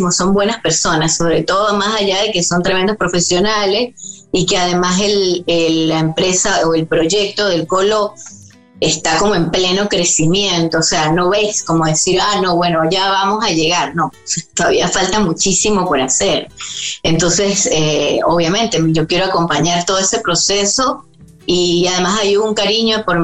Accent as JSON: {"language": "Spanish", "country": "Venezuela", "moved": "yes"}